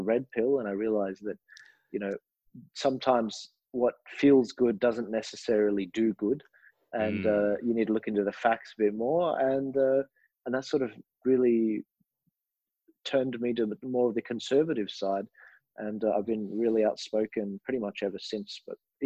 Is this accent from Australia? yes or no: yes; Australia; I'm an Australian